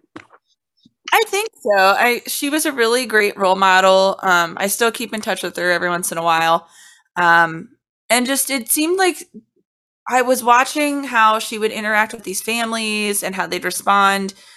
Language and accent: English; Cincinnati, Ohio, United States; when I was very, very young, like maybe two or three, I was getting services from the Cincinnati Association for the Blind and Visually Impaired